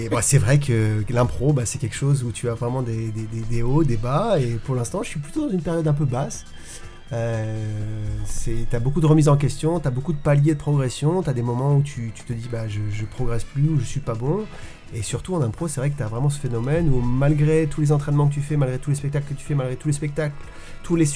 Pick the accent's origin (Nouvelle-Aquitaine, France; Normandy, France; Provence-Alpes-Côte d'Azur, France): Provence-Alpes-Côte d'Azur, France; Antibes; Antibois, on est obligé de dire c'est à côté de Cannes.